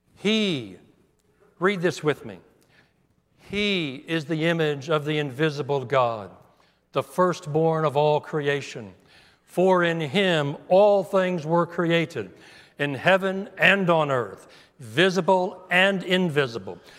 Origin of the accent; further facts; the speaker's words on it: United States; As an American, I'm proud to be an American